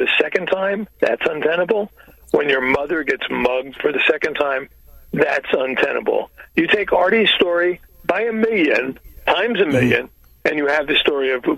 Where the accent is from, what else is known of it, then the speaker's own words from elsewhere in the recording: Newark, New Jersey, United States; I grew up in Newark, New Jersey, which is the poster child for urban dysfunction